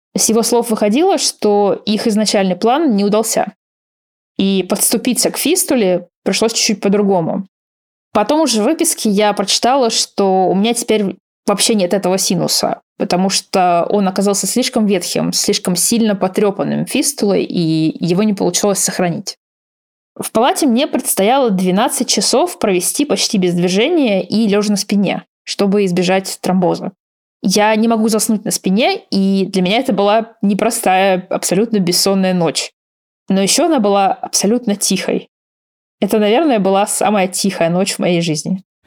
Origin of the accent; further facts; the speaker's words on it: Russia; moved away; я из России